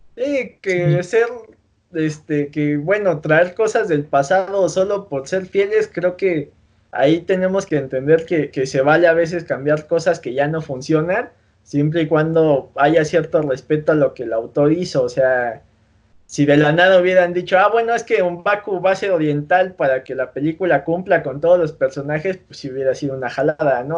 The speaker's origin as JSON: {"language": "Spanish", "country": "Mexico"}